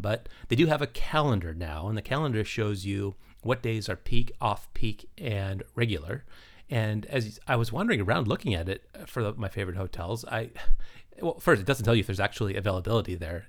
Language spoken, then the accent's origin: English; United States